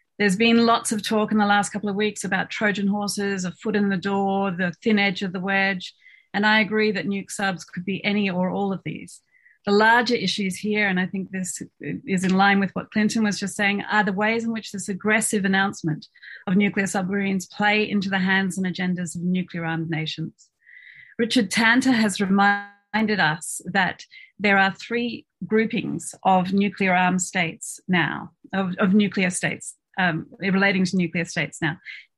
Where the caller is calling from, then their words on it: Melbourne, Victoria, Australia; I'm speaking tonight from Nam on the lands of the Wurundjeri people